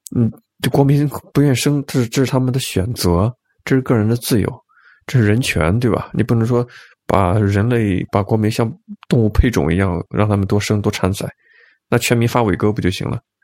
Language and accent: Chinese; Jiangsu, China; 因为我是江苏人嘛